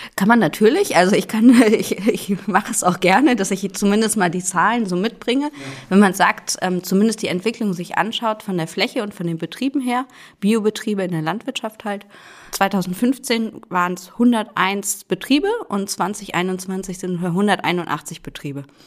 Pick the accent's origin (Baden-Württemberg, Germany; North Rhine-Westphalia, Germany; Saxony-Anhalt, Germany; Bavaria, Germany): North Rhine-Westphalia, Germany; Cologne; moved away as an adult; also born or lived in Rostock / Kiel; now in Rhön, Germany; geboren bin ich in Köln, also eigentlich eine Großstadtpflanze ursprünglich.